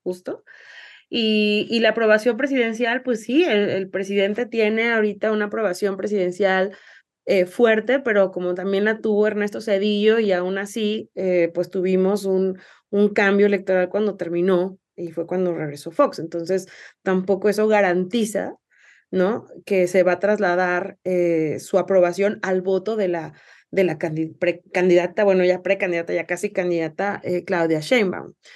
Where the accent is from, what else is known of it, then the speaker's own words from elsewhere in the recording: Mexico; also born or lived in Jalisco; como mexicanas y mexicanos